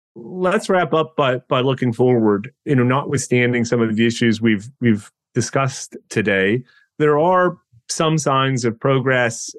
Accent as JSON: {"language": "English", "town": "Thunder Bay", "region": "Ontario", "country": "Canada", "tie": "born or raised there", "said": "I grew up in Thunder Bay"}